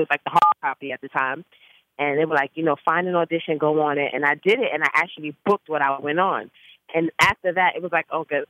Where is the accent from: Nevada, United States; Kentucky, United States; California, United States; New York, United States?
New York, United States; Bronx; So at a young age, I started singing. I grew up in the Bronx, and I went to high school of performing arts.